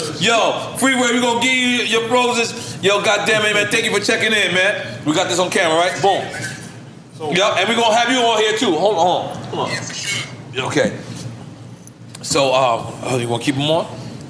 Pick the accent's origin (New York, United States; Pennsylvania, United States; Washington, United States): Pennsylvania, United States; Philadelphia; Listen, I'm from Philadelphia niggas together.